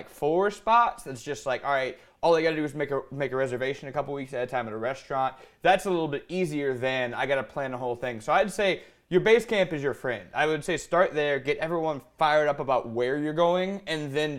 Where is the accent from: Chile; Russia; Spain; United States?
United States; Cajun, Louisiana; I'm Cajun. I'm huge.